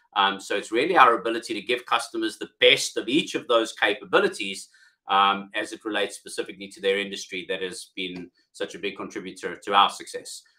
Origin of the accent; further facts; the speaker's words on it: South Africa; accent: South African; moved away as an adult; now in United Kingdom; originally from South Africa, as you can hear from my accent, although I've been in the UK now for um, 12 years